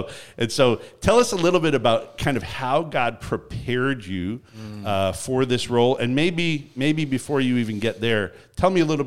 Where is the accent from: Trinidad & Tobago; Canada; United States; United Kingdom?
Canada; accent: Canadian; Finally, other people will hear another Canadian accent. I get mocked for my Canadian accent.